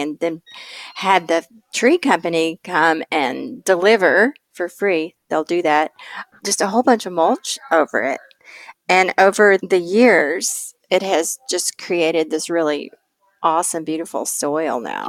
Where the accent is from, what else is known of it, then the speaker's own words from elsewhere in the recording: East Tennessee, United States; moved away; growing up in East Tennessee, which is southern Appalachia